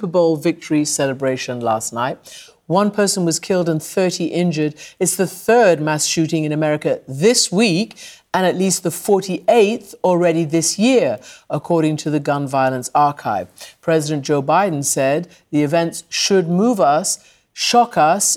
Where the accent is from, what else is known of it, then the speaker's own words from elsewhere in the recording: United Kingdom; as a Brit sitting in Britain